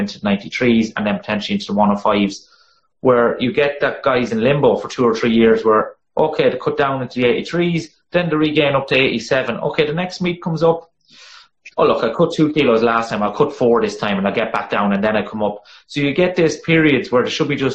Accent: Ireland; accent: monotone bogman; my monotone bogman accent

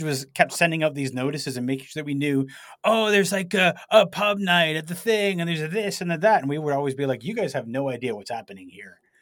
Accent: Toronto, Ontario, Canada; I said, "Toronto."

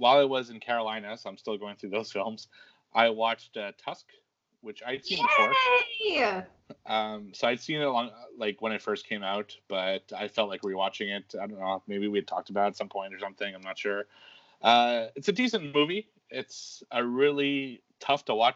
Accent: Quebec, Canada; I grew up in Quebec, which is where French Canadians live. And as half French Canadian

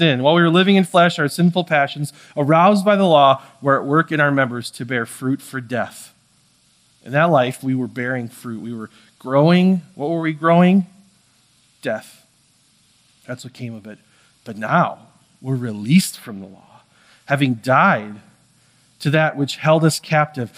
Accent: United States; I'm American

